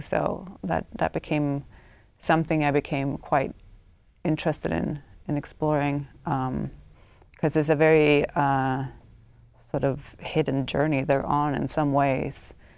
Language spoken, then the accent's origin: English; Stockholm, Stockholm County, Sweden; English is a second language; moved away as an adult; also born or lived in United States; I grew up in Stockholm, Sweden, in, in the eighties